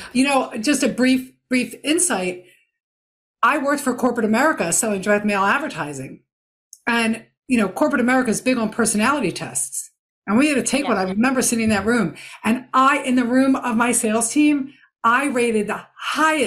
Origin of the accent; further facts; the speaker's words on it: Philadelphia, Pennsylvania, United States; I'm from the Philadelphia area